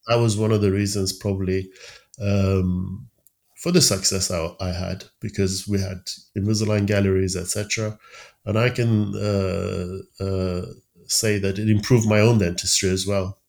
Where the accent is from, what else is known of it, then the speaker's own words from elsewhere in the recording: Tehran, Tehran Province, Iran; moved away as an adult; also born or lived in Sheffield, United Kingdom / London, United Kingdom; now in United Kingdom; I was around nine that my dad found a, a job in an American company in uh, Tehran